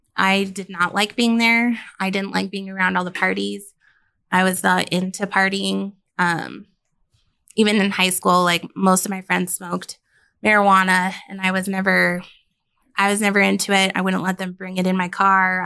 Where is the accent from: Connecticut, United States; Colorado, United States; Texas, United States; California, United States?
Colorado, United States; Denver; also born or lived in Billings, Montana; I'm from Colorado